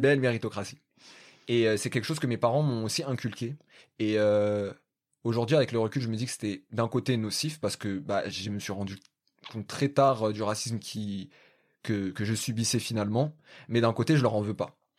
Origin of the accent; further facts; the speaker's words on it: Paris, Île-de-France, France; je suis du 19e arrondissement de Paris